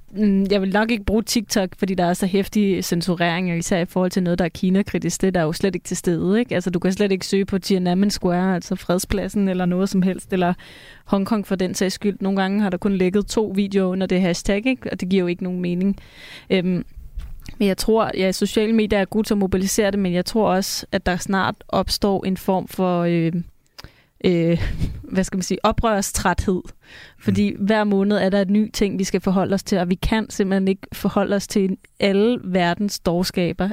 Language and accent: Danish; Copenhagen, Capital Region of Denmark, Denmark; nu er jeg også fra København og har venner i København